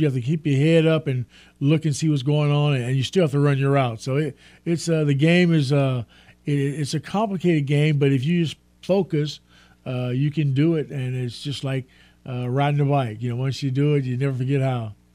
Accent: Texas, United States; I'm from Texas

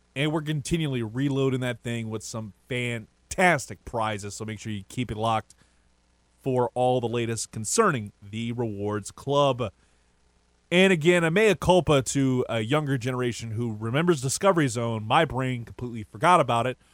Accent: Lafayette, Louisiana, United States; I'm from Lafayette, Louisiana, born and raised, and more towards the Carricker area

